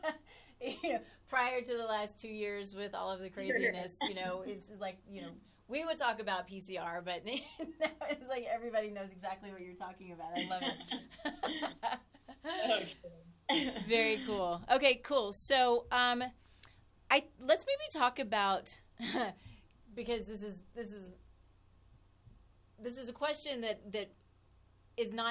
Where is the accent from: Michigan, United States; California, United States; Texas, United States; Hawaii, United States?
Texas, United States; moved away; I'm from Texas